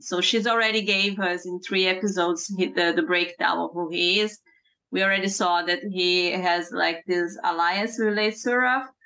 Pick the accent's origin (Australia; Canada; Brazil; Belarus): Brazil; born or raised there; English is a second language; moved away